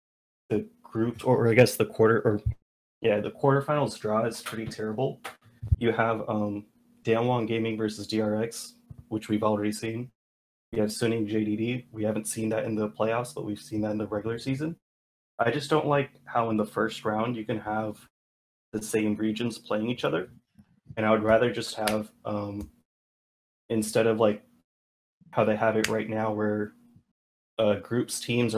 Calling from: Seattle, Washington, United States; Seattle, Washington.

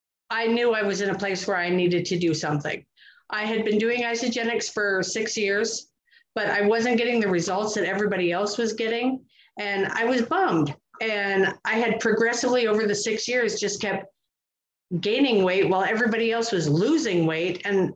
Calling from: Missoula, Montana, United States; Missoula, Montana.

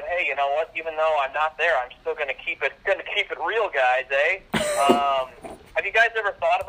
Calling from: Toledo, Ohio, United States; Yeah, hi. … I'm calling from Toledo, Ohio.

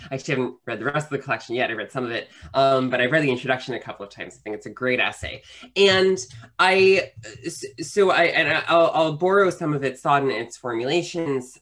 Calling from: New York City, New York, United States; I am uh, calling from uh, Queens, New York

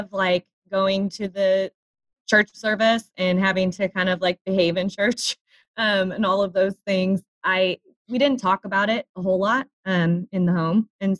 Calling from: Kansas City, Missouri, United States; moved away as an adult; I am calling in from Kansas City. Kansas City, Missouri.

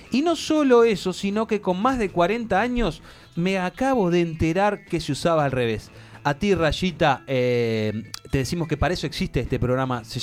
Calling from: Virginia, United States; de Virginia y acá en los Estados Unidos no existe el bidet.

